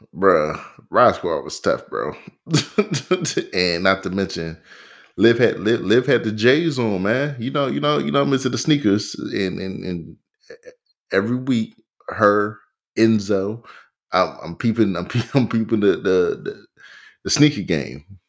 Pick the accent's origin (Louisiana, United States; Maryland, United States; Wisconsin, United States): Maryland, United States; Pioneer City; where I grew up in Pioneer City.